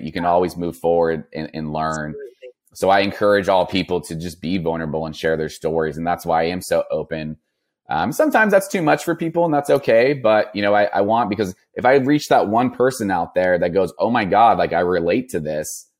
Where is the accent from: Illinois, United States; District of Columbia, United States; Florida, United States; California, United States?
California, United States; Napa; born or raised there